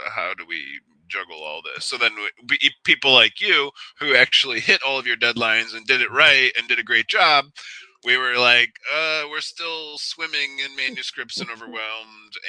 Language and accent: English; Cleveland, Ohio, United States; I grew up in Cleveland